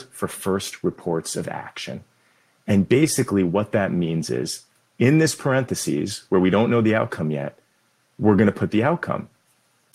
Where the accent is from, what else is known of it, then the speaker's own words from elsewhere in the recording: Boston, Massachusetts, United States; I grew up in Boston and the Boston suburbs